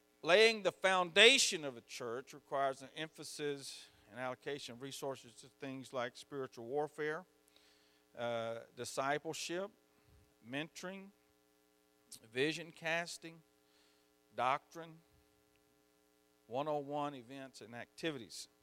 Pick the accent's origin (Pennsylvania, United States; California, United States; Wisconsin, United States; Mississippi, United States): Mississippi, United States; I'm from Mississippi.